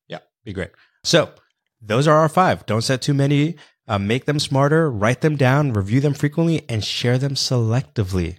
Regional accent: New York City, New York, United States; I was born and raised in New York City.

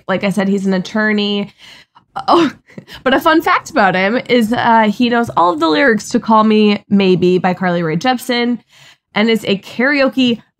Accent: Midwest, United States; I'm from the Midwest.

